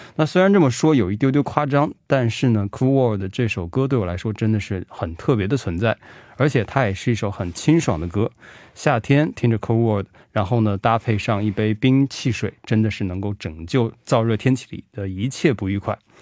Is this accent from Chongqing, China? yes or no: no; Xiangyang, Hubei, China; 因为我是襄阳人嘛